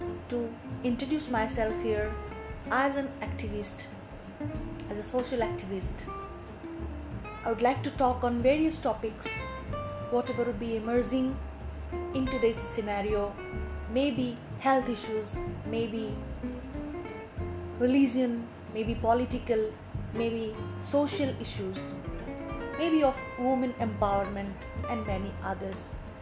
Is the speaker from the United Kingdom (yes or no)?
no; Northeast India, India; from Northeast.